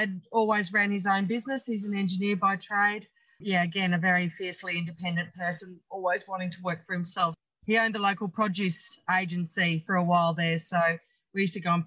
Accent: Brisbane, Queensland, Australia; moved away as an adult; now in Quilpie, Australia; I grew up in Brookfield on the outskirts of Brisbane.

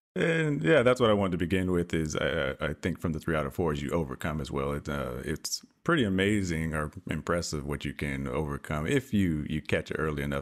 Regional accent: Texas, United States; I am from the great state of Texas

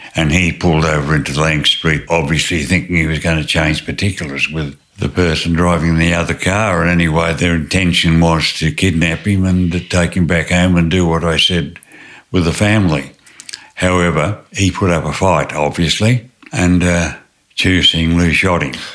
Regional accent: Tasmania, Australia; moved away as an adult; also born or lived in New South Wales; I was born in Tasmania and uh, grew up on a mixed farm

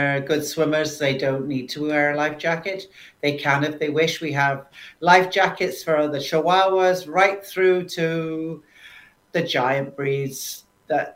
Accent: United Kingdom; now in St. Catharines, Canada; can't help that being a Brit

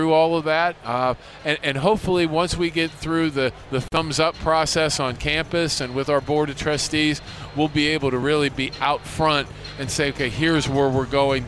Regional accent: Pittsburgh, Pennsylvania, United States; now in Miami, United States; I'm a guy from Pittsburgh

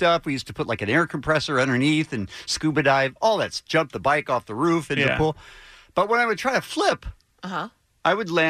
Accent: Phoenix, Arizona, United States; I grew up in Phoenix with a swimming pool.

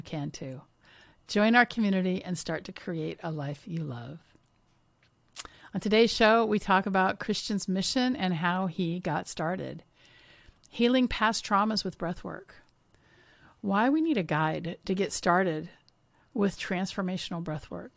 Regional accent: Washington, United States; I grew up in Washington State.

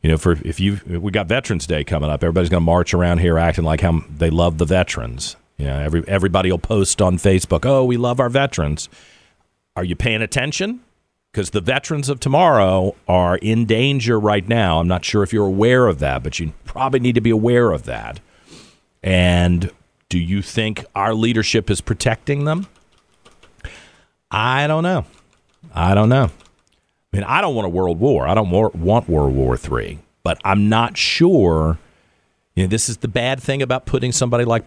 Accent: United States; I'm an American

